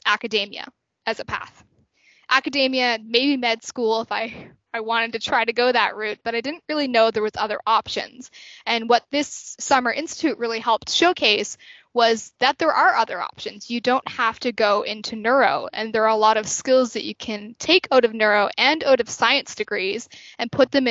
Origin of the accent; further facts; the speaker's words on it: Halifax, Nova Scotia, Canada; I'm from Halifax, so Dal kind of felt like a natural choice for me